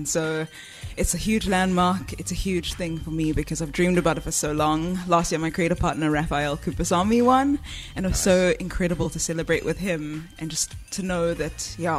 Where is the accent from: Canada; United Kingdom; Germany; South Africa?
South Africa; Johannesburg, Gauteng; I'm from Joburg.